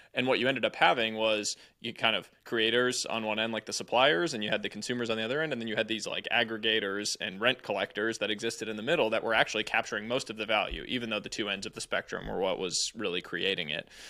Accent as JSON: {"language": "English", "town": "Cambridge", "region": "Massachusetts", "country": "United States", "tie": "born or raised there", "also_born_or_lived": "California", "moved": "as an adult", "said": "I grew up just outside Cambridge"}